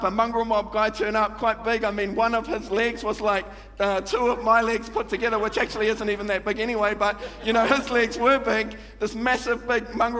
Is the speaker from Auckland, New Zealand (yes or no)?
yes; Manurewa, Auckland, New Zealand; I grew up in Manurewa